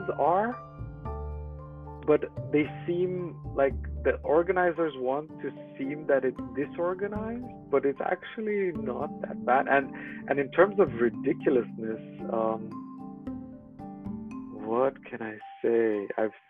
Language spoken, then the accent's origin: English; Romania; moved away as an adult; also born or lived in Netherlands; now in Munich, Germany; I'm originally from Romania, in a small town.